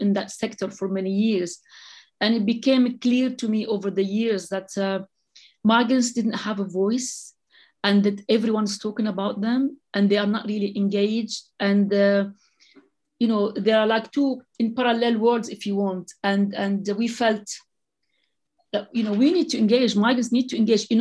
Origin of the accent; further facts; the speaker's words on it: Lebanon; moved away as an adult; now in London, United Kingdom; so I'm originally from the Lebanon. And yes, I came in the middle of the civil war.